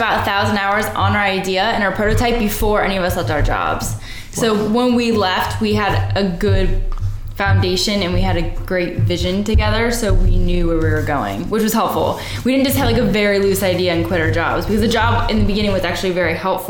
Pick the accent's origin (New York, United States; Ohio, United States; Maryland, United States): Ohio, United States; Cleveland; Cleveland, Ohio.